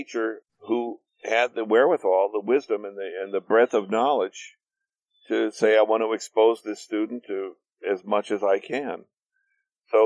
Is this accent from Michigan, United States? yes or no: no; Gary, Indiana, United States; moved away; I came from Gary, Indiana, which was a steel town, a factory town